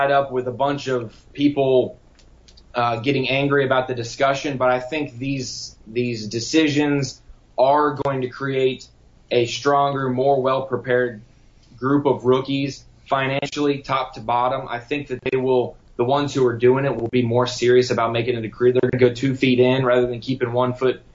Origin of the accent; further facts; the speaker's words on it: North Carolina, United States; also born or lived in Florida; I was born in Florida, raised in North Carolina.